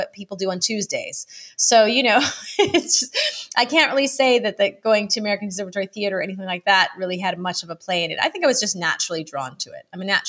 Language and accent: English; Ottawa, Ontario, Canada; now in United Kingdom; I'm originally from Canada, Ottawa, Canada, but I have lived many places, and now I am in, I guess, UK and kind of Madeira